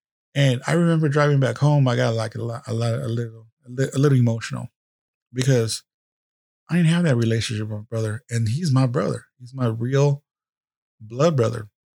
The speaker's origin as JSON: {"language": "English", "town": "San Jose", "region": "California", "country": "United States", "tie": "born or raised there", "said": "we grew up in East San Jose, went to high school, San Jose High School, all this bullshit."}